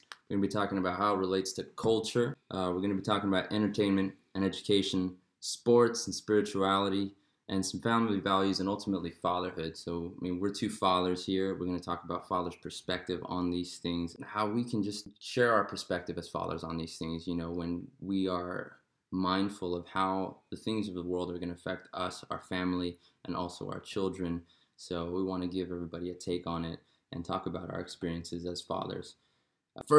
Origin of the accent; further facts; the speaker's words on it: Oceanside, California, United States; also born or lived in Long Beach, California; I'm a Mexican-American, born and raised in Long Beach, and I grew up in Oceanside